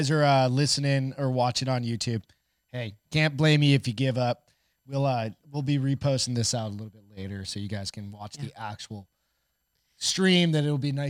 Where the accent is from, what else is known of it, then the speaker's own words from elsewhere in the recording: Portland, United States; born there; also born or lived in New Hampshire / Colorado Springs; So I've lived in New Hampshire. I was born in Portland, lived in New Hampshire. I've lived all over the country. My dad was Marine Corps, so we traveled a lot.